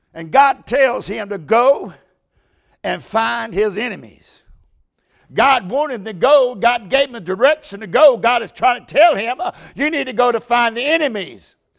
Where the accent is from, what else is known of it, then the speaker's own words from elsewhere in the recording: United States; I'm an American